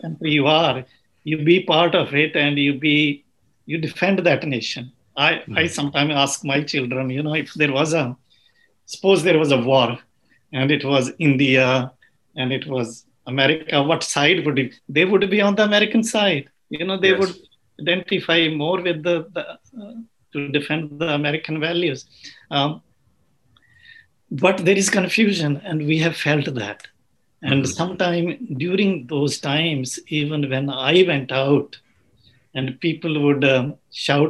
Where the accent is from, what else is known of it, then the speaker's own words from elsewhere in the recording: Uganda; also born or lived in England; now in United States; I was born in Africa